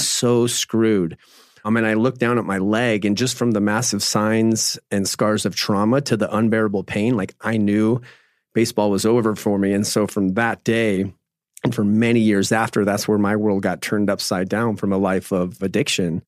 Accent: Phoenix, Arizona, United States; I grew up in Phoenix, Arizona, and grew up my whole life playing sports

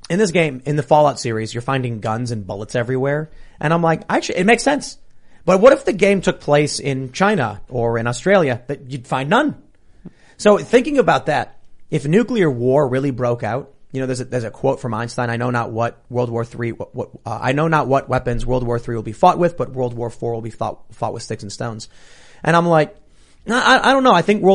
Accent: Canada; what I told him was, as a Canadian, you love your socialized healthcare.

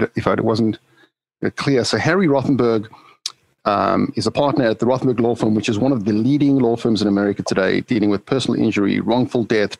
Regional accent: South Africa; moved away; As a young kid growing up in South Africa

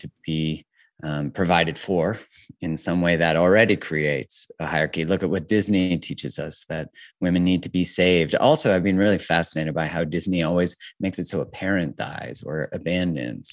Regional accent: Calgary, Alberta, Canada; also born or lived in Vancouver, Canada; I'm 42, and I am from originally in Calgary, Canada.

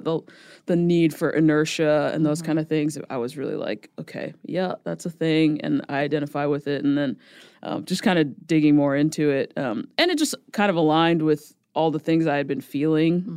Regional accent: New Jersey, United States; moved away as an adult; also born or lived in New York; now in Nashville, United States; I'm originally from Jersey

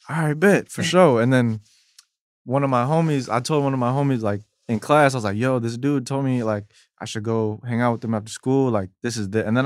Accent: Midwest, United States; I'm from the Midwest

